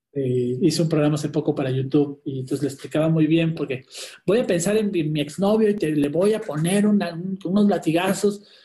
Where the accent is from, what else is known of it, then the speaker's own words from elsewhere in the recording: Chile; soy escritor chileno